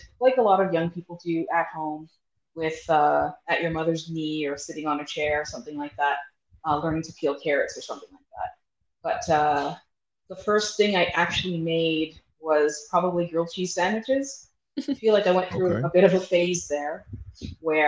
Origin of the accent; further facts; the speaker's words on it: Toronto, Ontario, Canada; moved away as an adult; also born or lived in Bahamas; now in Calgary, Canada; I was born and raised in Toronto